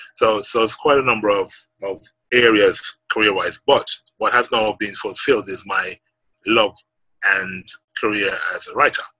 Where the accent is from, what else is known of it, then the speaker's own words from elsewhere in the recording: Jamaica; growing up in Jamaica and, and growing up as a, as a young man into becoming a man